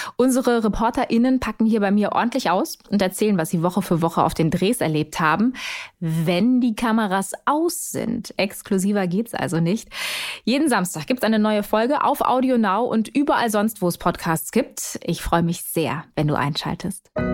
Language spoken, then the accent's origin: German; Italy; Skandal als Italienerin